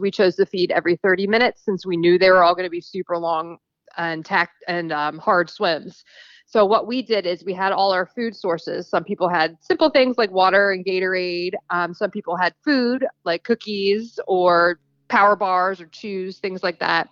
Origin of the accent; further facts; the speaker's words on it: New Jersey, United States; moved away as an adult; now in Texas, United States; I'm originally from New Jersey.